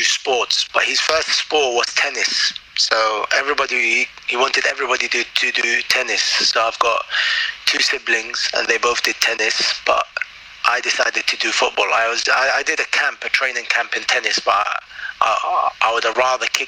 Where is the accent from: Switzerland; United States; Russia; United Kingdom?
United Kingdom; London; also born or lived in Baghdad, Iraq; in your own sort of natural habitat where I grew up, like London.